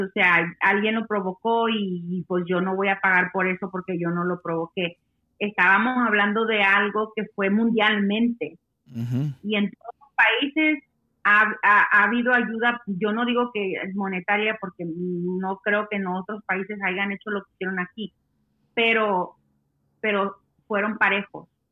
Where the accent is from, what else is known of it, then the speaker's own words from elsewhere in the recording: Mexico; now in Washington, United States; yo soy la mexicana ahí en la tienda.